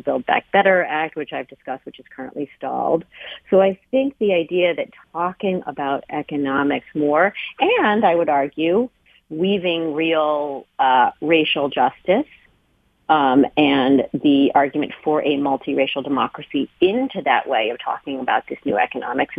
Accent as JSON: {"language": "English", "country": "United States", "said": "I'm Chinese American"}